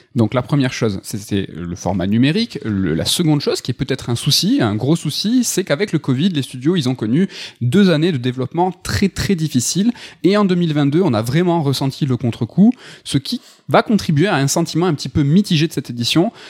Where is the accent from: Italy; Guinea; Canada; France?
France; chez nous, en France